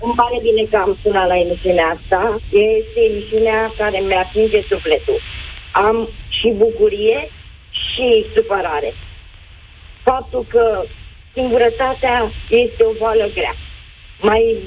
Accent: Romania; moved away as an adult; now in Spain; am plecat din România, am venit în Spania pentru

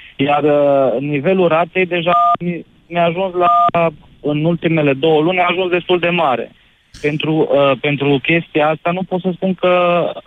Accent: Oradea, Bihor County, Romania; sunt din Oradea

